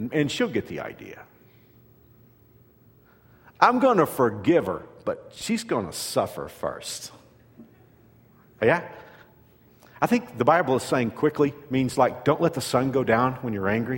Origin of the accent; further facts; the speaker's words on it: Fort Worth, Texas, United States; moved away; we're from Fort Worth. And we met in high school